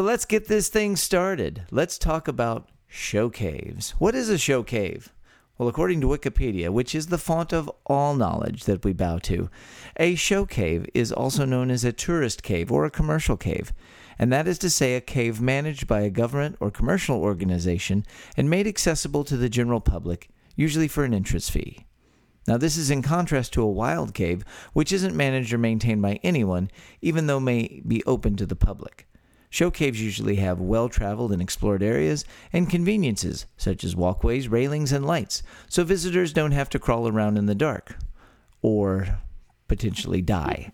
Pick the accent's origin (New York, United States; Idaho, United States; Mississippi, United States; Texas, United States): Texas, United States; born or raised there